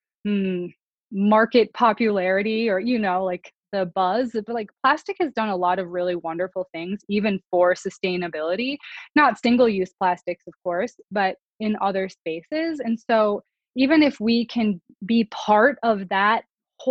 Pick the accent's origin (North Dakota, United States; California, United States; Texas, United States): North Dakota, United States; I was born in North Dakota in a small town